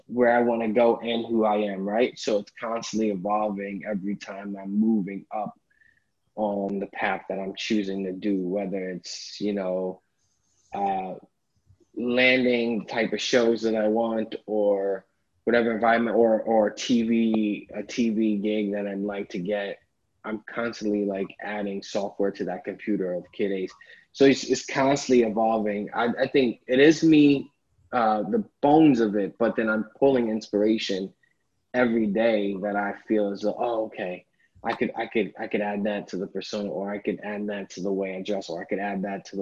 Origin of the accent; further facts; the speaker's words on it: New York City, New York, United States; I grew up in Harlem, spent most of my life there